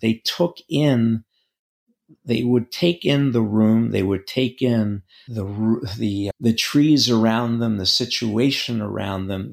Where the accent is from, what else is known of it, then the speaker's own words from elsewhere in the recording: New York, United States; also born or lived in Greece; now in North Carolina, United States; I grew up in Manhattan